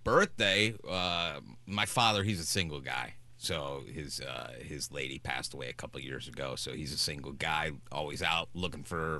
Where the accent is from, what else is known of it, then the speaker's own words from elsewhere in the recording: Texas, United States; I'm from Texas.